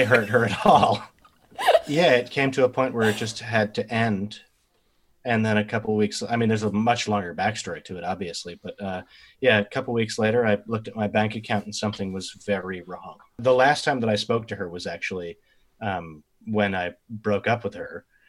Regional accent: Westhampton Beach, New York, United States; now in Spring Green, United States; I worked at a tiny little bookstore in West Hampton Beach, is where I grew up on Long Island

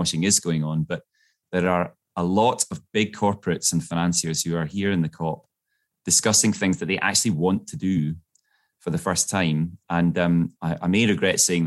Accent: Glasgow, Scotland, United Kingdom; I grew up in Glasgow

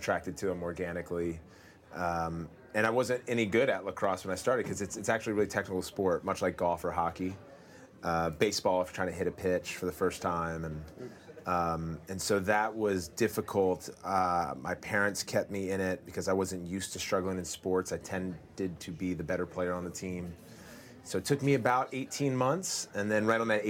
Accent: Montgomery Village, Maryland, United States; So the area I grew up in is called Montgomery Village.

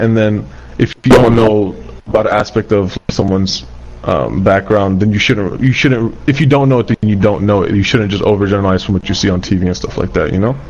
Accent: United States; also born or lived in Kurdistan, Iraq; I was raised in America

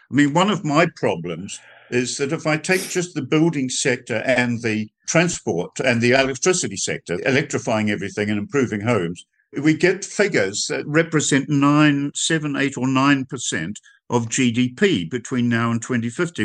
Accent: New Zealand; I come from New Zealand

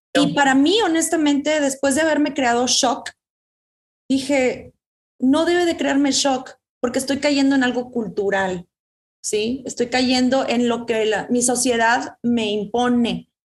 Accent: Mexico; culturalmente crecemos en una, en un México, ¿no? somos latinas

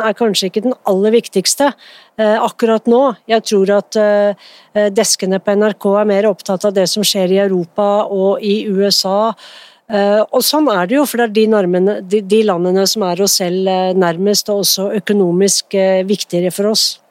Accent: Norway; jeg er født i Norge

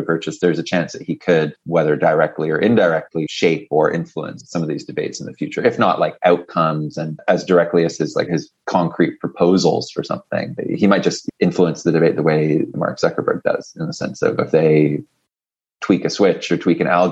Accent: Canada; I'm actually Canadian, I'm not American

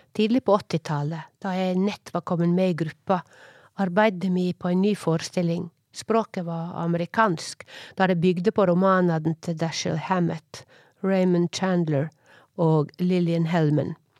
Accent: Årdal, Vestland, Norway; accent: Sogning; moved away; also born or lived in Oslo; Heime i Årdal

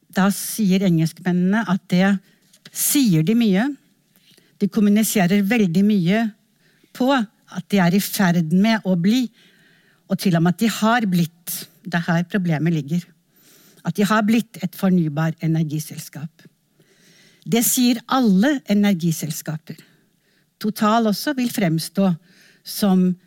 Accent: Norway

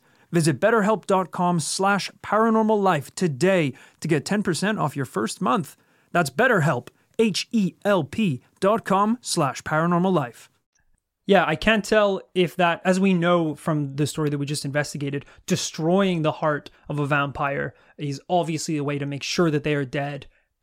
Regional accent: Northern Ireland, United Kingdom; moved away as an adult; now in London, United Kingdom; we grew up in Northern Ireland

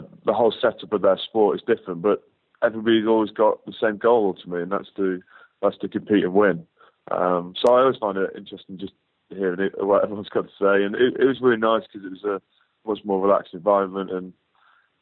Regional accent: Northwich, North West England, United Kingdom; being in my hometown

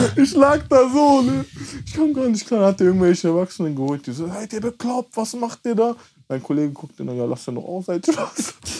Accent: Mülheim an der Ruhr, North Rhine-Westphalia, Germany; ich bin in Mülheim an der Ruhr aufgewachsen

